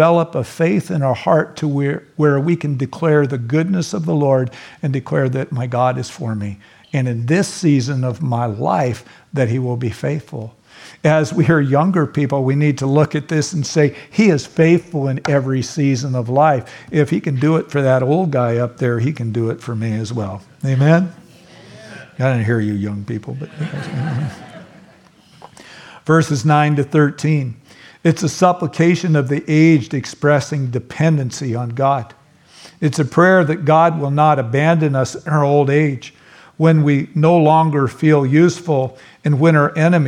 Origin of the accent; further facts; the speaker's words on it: California, United States; I'm a Californian